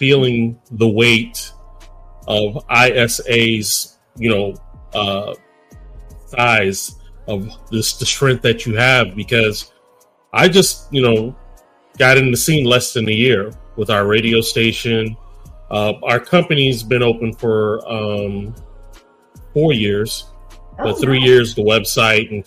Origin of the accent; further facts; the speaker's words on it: Texas, United States; I'm from Texas.